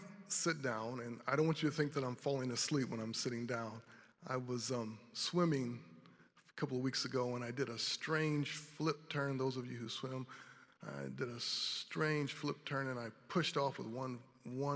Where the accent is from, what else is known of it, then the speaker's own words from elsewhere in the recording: Grand Rapids, Michigan, United States; now in North Carolina, United States; I am from Grand Rapids, Michigan, but I've spent many years in the Carolinas